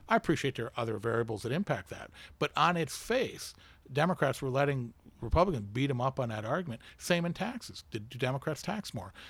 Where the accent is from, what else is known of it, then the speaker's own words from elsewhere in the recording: United States; as an American who takes pride in America